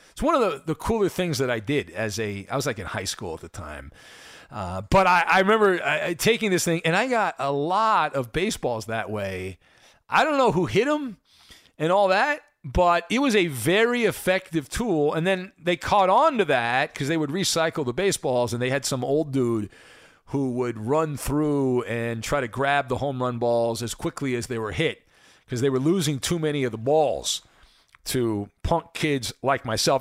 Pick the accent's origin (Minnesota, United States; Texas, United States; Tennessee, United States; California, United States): California, United States; Orange County; I grew up in Orange County